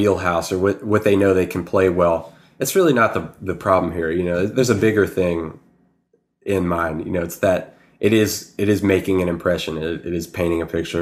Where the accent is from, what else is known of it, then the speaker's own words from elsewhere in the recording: near Pittsburgh, Pennsylvania, United States; moved away as an adult; also born or lived in Slippery Rock, Pennsylvania; now in Atlanta, United States; Close by. I've adopted Pittsburgh as my hometown.